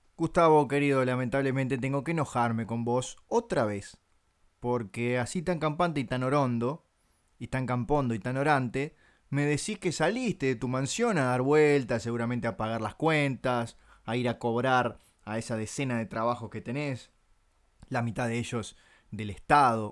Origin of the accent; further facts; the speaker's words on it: Montevideo, Uruguay; yo soy uruguayo